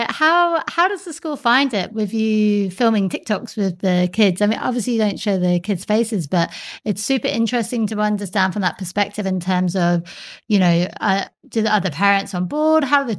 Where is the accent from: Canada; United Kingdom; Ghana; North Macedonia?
United Kingdom; England; now in Australia; growing up in England, all I remember is like being indoors most of the time because it just rained all the time. And so, and it was really cold as well.